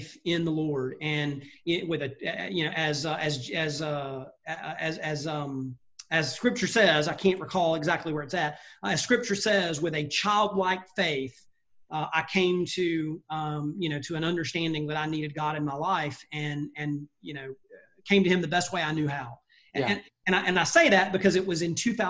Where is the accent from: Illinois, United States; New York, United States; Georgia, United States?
Georgia, United States; Brunswick; moved away as an adult; also born or lived in Virginia; now in Atlanta, United States; born and raised in South Georgia, really never left my hometown very much